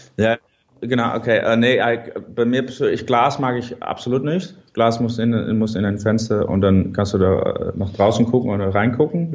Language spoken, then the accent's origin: German; Netherlands; German is a second language; ich bin ein Holländer